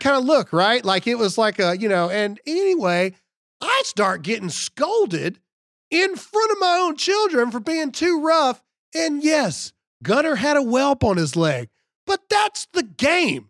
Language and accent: English; Mississippi, United States; I'm from Mississippi